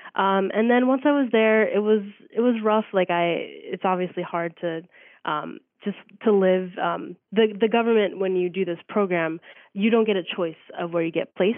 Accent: Reading, Pennsylvania, United States; also born or lived in Spain; from Reading, Pennsylvania

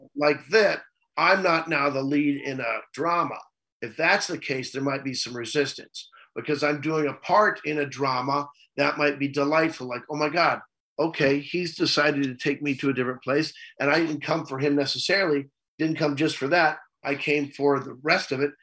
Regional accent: central Missouri, United States; moved away; I grew up in a small town in, in, central Missouri. So I'm not really from Kansas City.

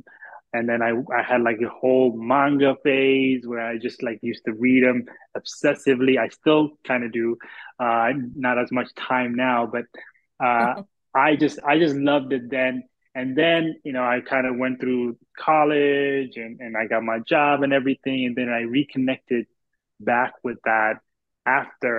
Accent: Addis Ababa, Ethiopia; now in United States; I grew up in Ethiopia, the capital city in Addis Ababa

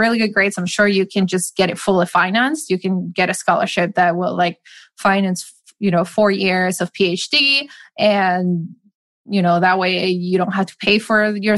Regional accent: Madrid, Community of Madrid, Spain; moved away as an adult; also born or lived in Seattle, United States; I grew up in Madrid

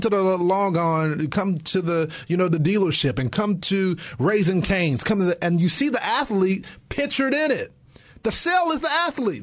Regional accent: Texas, United States; I'm from Texas and it's a football state

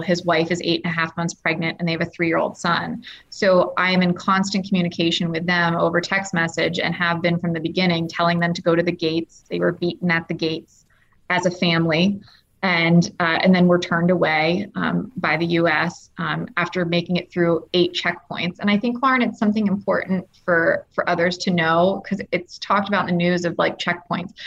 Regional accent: United States; being an American

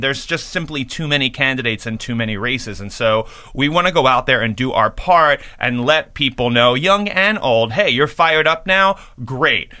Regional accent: New York, United States; I'm a New Yorker

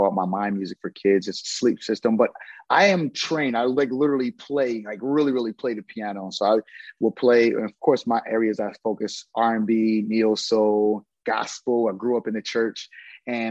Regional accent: New Brunswick, New Jersey, United States; moved away; also born or lived in Atlanta; I'm from New Brunswick

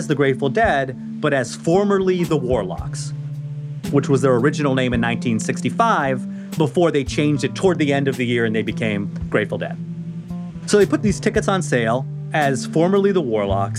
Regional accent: Rhode Island, United States; my home state of Rhode Island

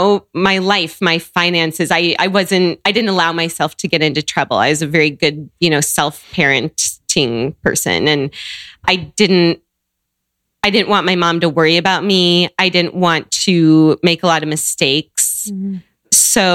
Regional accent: Seattle, Washington, United States; moved away as an adult; also born or lived in Chicago / Santiago; I grew up in Seattle

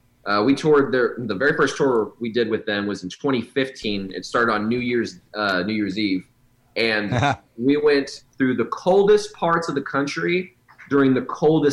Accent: Oklahoma City, Oklahoma, United States; We're from Southside, Oklahoma City.

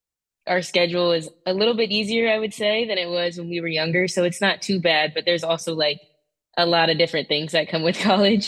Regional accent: DeSoto, Texas, United States; also born or lived in Coppell, Texas; I'm from Dallas. I grew up in DeSoto, which is like a little south of Dallas, and then I had to move to Coppell, like the complete opposite side of Dallas, north of Dallas, for gymnastics.

